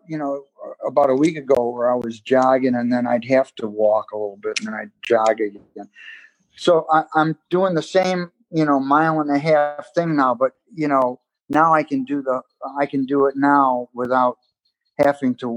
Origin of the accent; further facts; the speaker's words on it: Rochester, New York, United States; moved away; I grew up in Rochester playing in clubs, playing jazz, playing bebop.